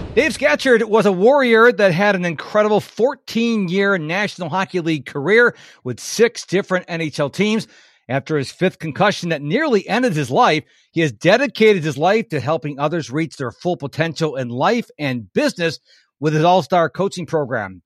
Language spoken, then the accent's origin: English; Rochester, New York, United States; moved away as an adult; now in Houston, United States; I was originally from Rochester, New York